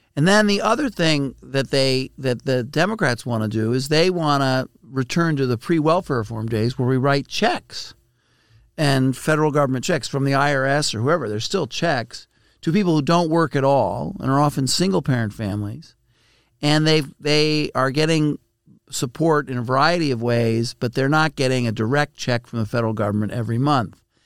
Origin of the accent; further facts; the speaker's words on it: New York City, New York, United States; I grew up in Brooklyn, New York